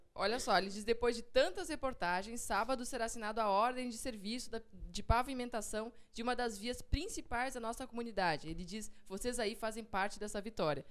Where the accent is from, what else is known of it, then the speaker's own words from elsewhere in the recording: Rio Grande do Sul, Brazil; eu sou gaúcha